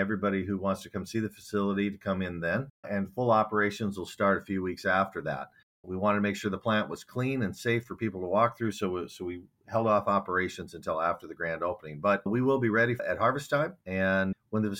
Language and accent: English; Miller, South Dakota, United States; now in Minnesota, United States; my hometown in Miller, South Dakota